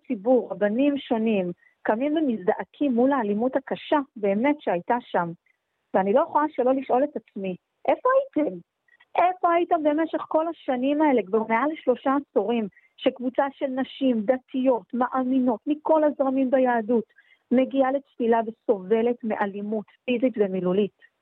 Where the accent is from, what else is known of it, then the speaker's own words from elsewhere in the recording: Jerusalem, Jerusalem District, Israel; בתור ירושלמית